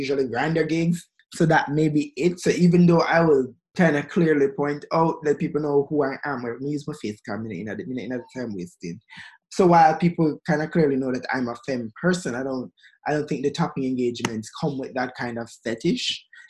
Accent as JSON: {"language": "English", "country": "Pakistan", "said": "Girl, stop. I'm from Pakistan."}